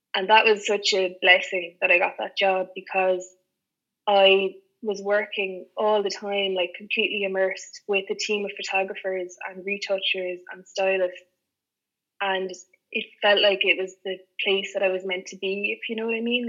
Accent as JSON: {"language": "English", "town": "Clonmel", "region": "Munster", "country": "Ireland", "tie": "born or raised there", "also_born_or_lived": "Cork / Dublin", "moved": "as an adult", "lives_now": "Limerick, Ireland", "said": "I'm originally from Tipperary"}